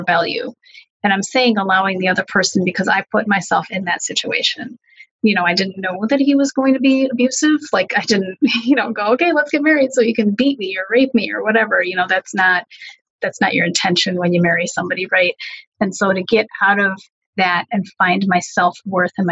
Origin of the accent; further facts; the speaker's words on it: United States; my parents are Hungarian refugees, as is my brother and sister, and I was born here in the States